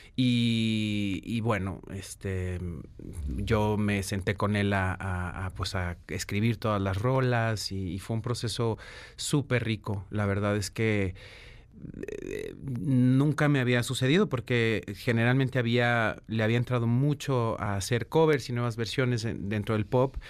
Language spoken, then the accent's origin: Spanish; Guadalajara, Jalisco, Mexico; Yo nací en Guadalajara